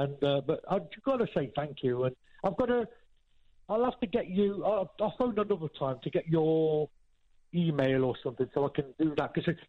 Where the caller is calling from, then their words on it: Nottingham, East Midlands, United Kingdom; from Nottingham.